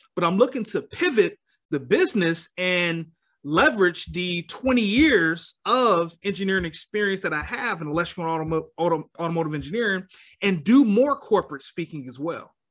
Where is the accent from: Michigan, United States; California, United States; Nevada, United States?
Michigan, United States; Detroit; I am born and raised in Detroit, Michigan